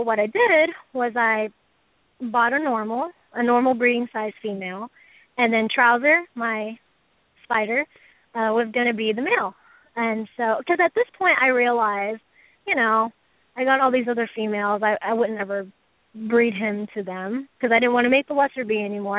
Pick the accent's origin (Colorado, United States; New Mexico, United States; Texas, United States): Texas, United States; Houston; I'm from Houston, Texas